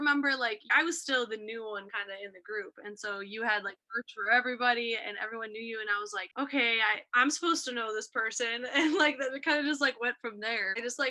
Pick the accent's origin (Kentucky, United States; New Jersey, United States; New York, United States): New York, United States; Buffalo; moved away as an adult; also born or lived in Ohio; I grew up in Buffalo, New York, East Coaster. So I went to school originally in Ohio.